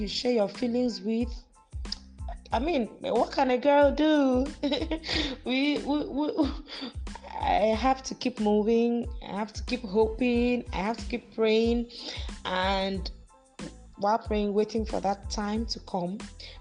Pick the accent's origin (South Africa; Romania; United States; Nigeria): Nigeria; Akwa Ibom; also born or lived in Lagos State; now in Lagos, Nigeria